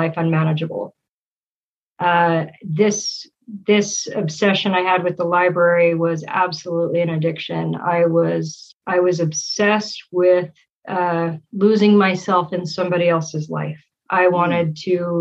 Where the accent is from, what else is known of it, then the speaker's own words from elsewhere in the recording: Utah, United States; also born or lived in Texas / Frankfurt, Germany / Layton, Utah; we moved back to the States, to Utah, actually, in 84. And we've kind of been here ever since.